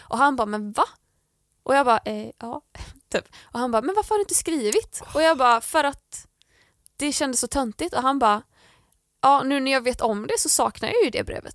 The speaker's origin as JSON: {"language": "Swedish", "town": "Landvetter", "region": "Västra Götaland", "country": "Sweden", "tie": "born or raised there", "said": "i mitt rum hemma i Landvetter"}